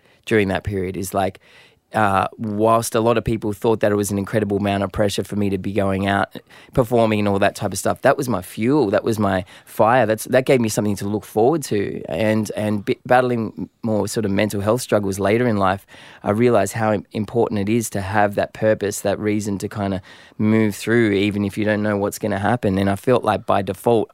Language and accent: English; Sydney, New South Wales, Australia; I grew up in Southwest Sydney